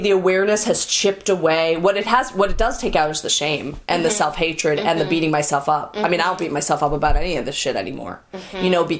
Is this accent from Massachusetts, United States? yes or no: yes; Newton, Massachusetts, United States; Everybody hated me because I was Jewish. I grew up in Newton, Massachusetts.